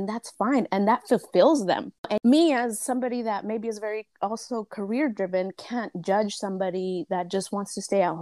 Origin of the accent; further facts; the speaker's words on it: United States; I'm Mexican-American. I was born here, but both of my parents are Michoacanos